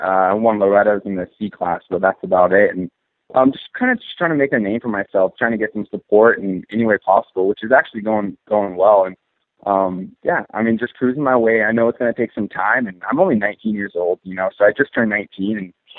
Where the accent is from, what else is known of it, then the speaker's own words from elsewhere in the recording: Coeur d'Alene, Idaho, United States; moved away; went home back to Idaho, where I'm from Coeur d'Alene, Idaho.